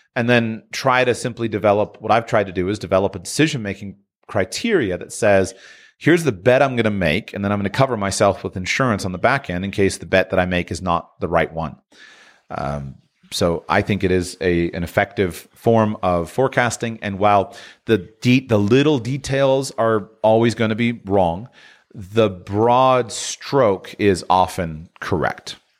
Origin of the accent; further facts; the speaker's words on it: United States; as an American